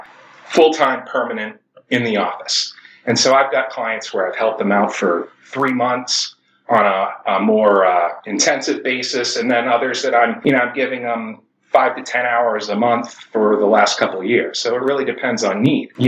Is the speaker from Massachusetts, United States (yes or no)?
yes; Boston, Massachusetts, United States; moved away as an adult; also born or lived in Michigan / California; I grew up in the Boston area